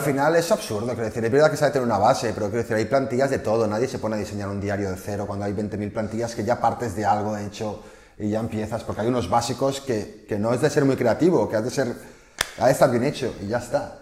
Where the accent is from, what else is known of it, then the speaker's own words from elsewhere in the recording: Barcelona, Catalonia, Spain; somos de Barcelona